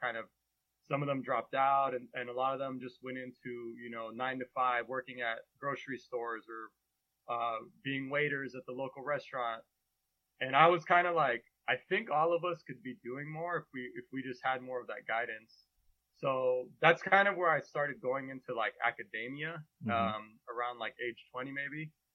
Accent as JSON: {"language": "English", "area": "Bay Area", "region": "California", "country": "United States", "tie": "born or raised there", "also_born_or_lived": "Massachusetts", "moved": "as an adult", "said": "So I grew up in the Bay Area. My parents were both Mexican immigrants. So I'm first generation."}